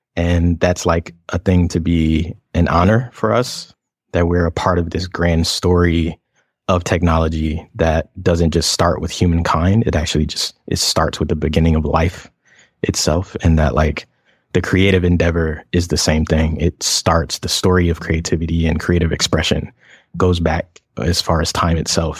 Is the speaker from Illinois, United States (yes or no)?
no; Atlanta, Georgia, United States; moved away as an adult; also born or lived in Los Angeles; I am an interdisciplinary queer designer, artist, inventor, archivist, and, uh, performer from Atlanta, Georgia